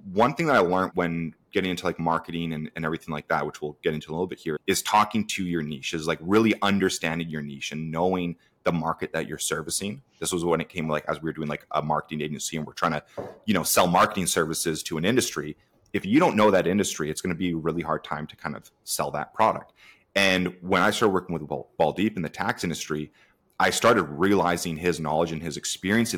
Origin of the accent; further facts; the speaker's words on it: Canada; I'm actually in Canada, so I'm a Canadian